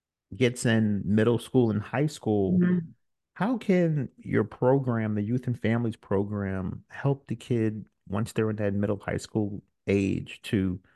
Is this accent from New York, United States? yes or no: yes; Brooklyn, New York, United States; I'm from Brooklyn, New York, where, you know, you may see a couple neighbors